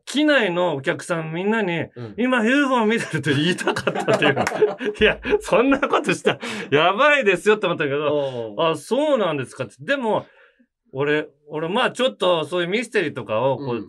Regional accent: Hiroshima, Japan; accent: Hiroshima dialect; moved away

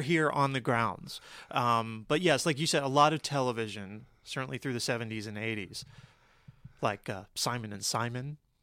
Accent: Cherry Hill, New Jersey, United States; moved away; I'm originally from outside of Philadelphia, from Cherry Hill, New Jersey

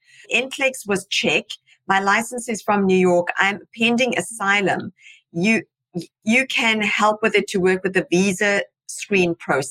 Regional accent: India; also born or lived in United Arab Emirates; I'm from India, but born in the UAE.

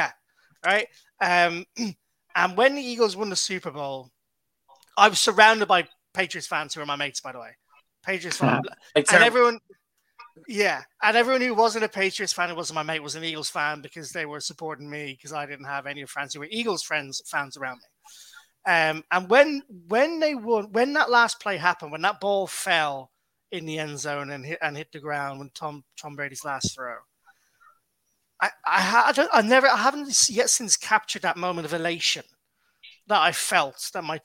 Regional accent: Ireland; also born or lived in London; I'm from Ireland

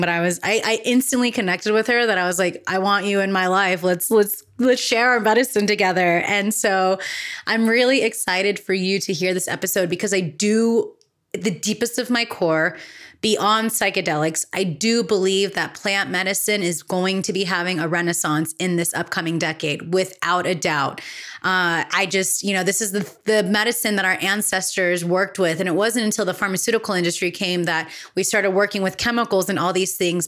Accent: California, United States; in California in my home state

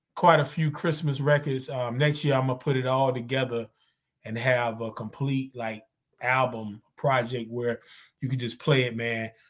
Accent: Zebulon, North Carolina, United States; moved away; I'm from Zebulon, North Carolina

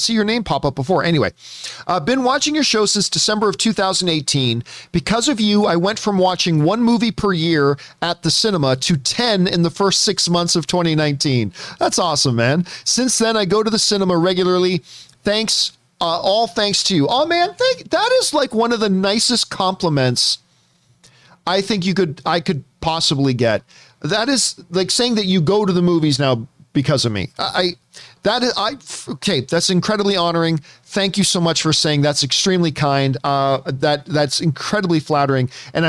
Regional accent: Canada; I'm Canadian and I can't even do a good French accent.

